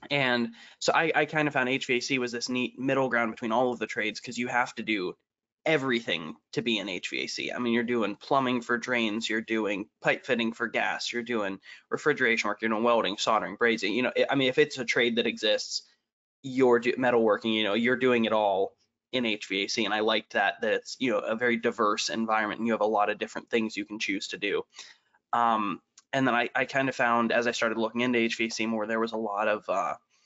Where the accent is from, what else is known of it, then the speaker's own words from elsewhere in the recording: Northeast Ohio, United States; now in Lima, United States; I'm in Lima. I'm from Northeast.